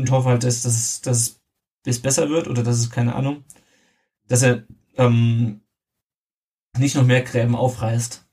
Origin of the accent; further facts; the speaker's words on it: Southern Hesse, Germany; wir kommen beide aus Südhessen